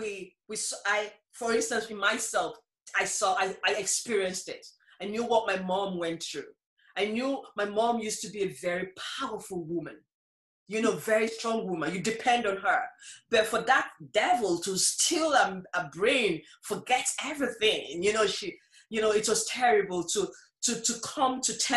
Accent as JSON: {"language": "English", "country": "Nigeria", "moved": "as an adult", "lives_now": "Ireland", "said": "I was originally from Nigeria"}